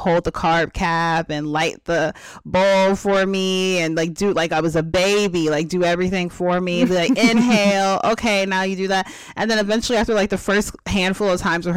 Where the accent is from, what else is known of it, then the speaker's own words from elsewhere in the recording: East Coast, United States; I was born on the East Coast